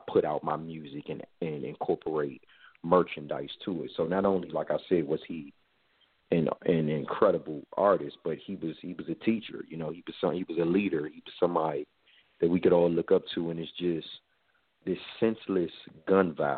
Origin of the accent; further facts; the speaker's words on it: Forestville, Maryland, United States; I grew up in Forestville, Maryland